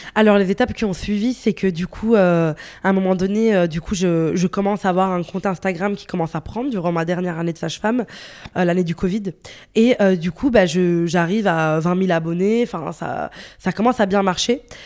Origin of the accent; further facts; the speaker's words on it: northern Italy, Italy; also born or lived in Morocco (ancestry); now in Brussels, Belgium; j'ai grandi en Italie, j'ai vécu, enfin, je suis née en Italie, euh, dans, dans, le nord de l'Italie